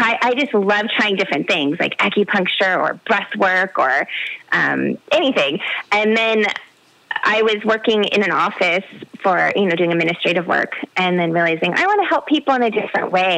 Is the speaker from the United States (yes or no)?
yes; the Bay Area, California, United States; I grew up in the Bay Area